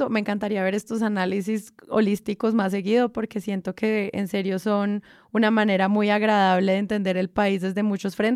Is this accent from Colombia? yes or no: yes; Colombia; que en el fondo es lo que obviamente todos como colombianos queremos.